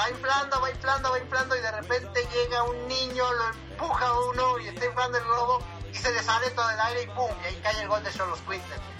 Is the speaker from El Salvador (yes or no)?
no; Argentina; gracias a Dios somos argentinos